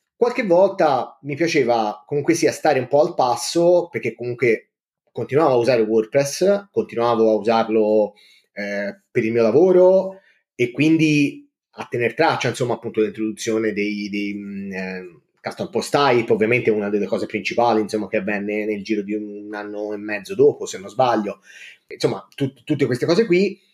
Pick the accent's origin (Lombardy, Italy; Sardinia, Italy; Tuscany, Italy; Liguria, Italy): Tuscany, Italy; Livorno; vengo da Livorno, ci vivo insomma da quasi sempre